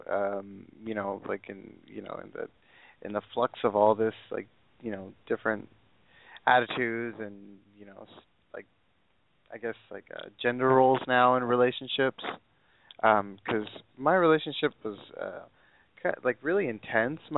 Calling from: California, United States; I'm from the Inland Empire, uh, and I'm 23, gonna be 24 in August.

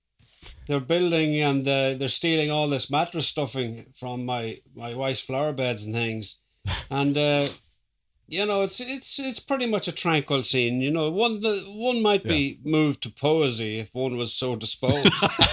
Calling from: Carrick-on-Shannon, Leitrim, Ireland; I'm at home in Carrick and Shannon, which is in County Leitrim in the Irish Midlands.

